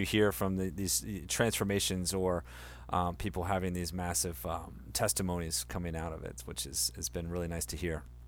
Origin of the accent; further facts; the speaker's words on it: Delaware, United States; I grew up in Delaware, you know, the small wonder